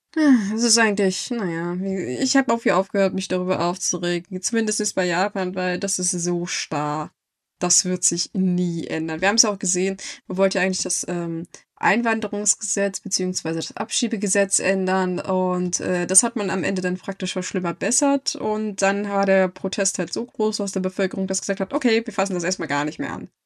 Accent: Germany; als Deutsche

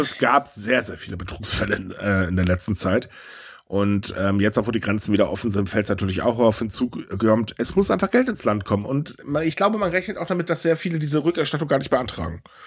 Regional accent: Germany; wir sind Deutsche

